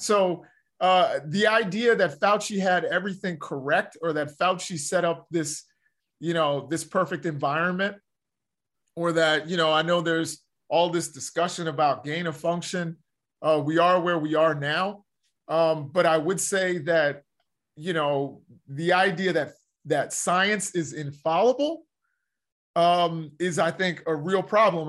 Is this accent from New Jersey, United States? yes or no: no; Baltimore, Maryland, United States; I'm from the Baltimore area